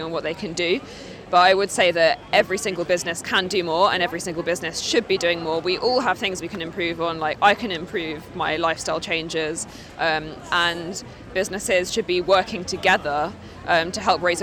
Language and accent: English; London, United Kingdom; moved away as an adult; also born or lived in Newcastle; I'm studying English Lit and History at Newcastle University, and I'm from North London.